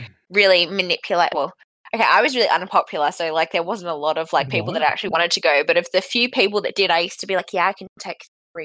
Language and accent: English; Bunbury, Western Australia, Australia; I'm from Bunbury in Western Australia.